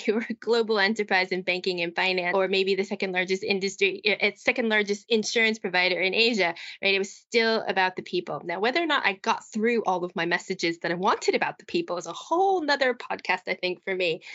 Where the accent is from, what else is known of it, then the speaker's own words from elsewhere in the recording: United States; moved away as an adult; also born or lived in Midlands, United Kingdom; now in United Kingdom; as an American